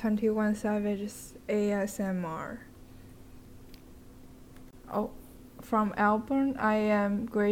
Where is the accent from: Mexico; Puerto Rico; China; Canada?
China; northern China; I'm from China, North part.